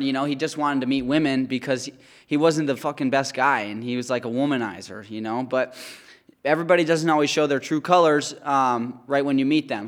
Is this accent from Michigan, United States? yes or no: yes; White Lake, Michigan, United States; I grew up in White Lake, Michigan. It's Oakland County, Michigan.